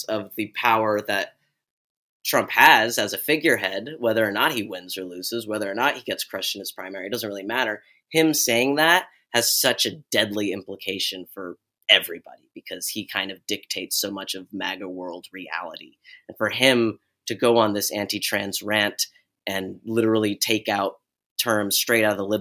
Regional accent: Bay Area, California, United States; I grew up in the Bay Area

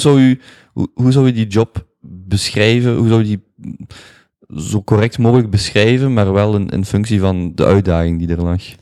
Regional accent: Belgium; als Belg

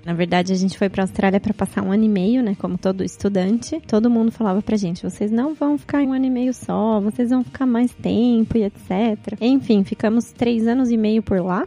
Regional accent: Piracicaba, São Paulo, Brazil; moved away as an adult; now in Indonesia; eu sou do interior de São Paulo, sou de Piracicaba, estou fora do país faz uns oito anos

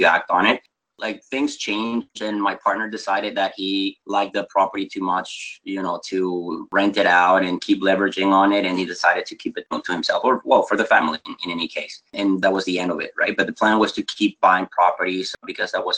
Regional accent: Venezuela; moved away as an adult; also born or lived in United States; I am actually originally from South America, from Venezuela.

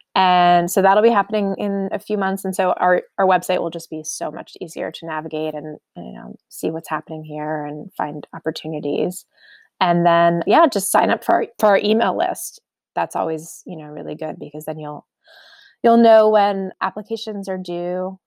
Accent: outside New York City, United States; now in Omaha, United States; I grew up outside New York City

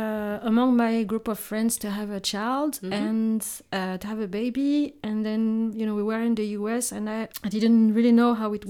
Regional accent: France; also born or lived in Madagascar / United States / Netherlands; So yes, I was born in Madagascar 37 years ago. I stayed there until I was five. Mm-hmm. And then my parents, who were both French and Madagascan, decided to move to France so we could study in France.

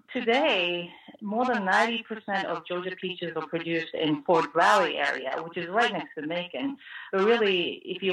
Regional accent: Japan; now in United States; I was actually born and raised in Japan, but I've been in this country longer than I have lived in Japan

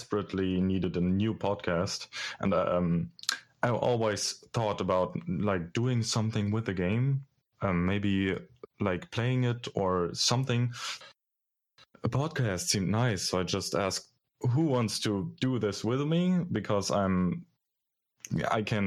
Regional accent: Germany; English is a second language; I'm a student from Germany.

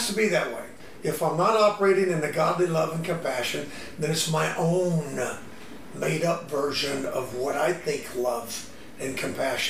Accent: the South, United States; I grew up in the South.

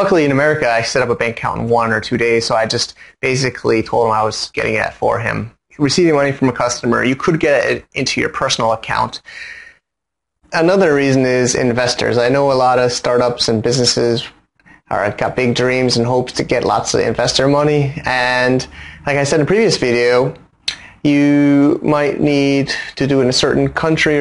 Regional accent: United States; now in Hong Kong; as an American

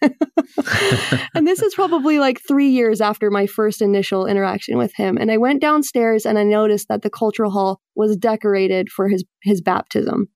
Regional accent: Mesa, Arizona, United States; moved away as an adult; also born or lived in Utah / Buffalo, New York; now in Boston, United States; I grew up in Arizona, Mesa, Arizona, which is kind of like a mini Utah

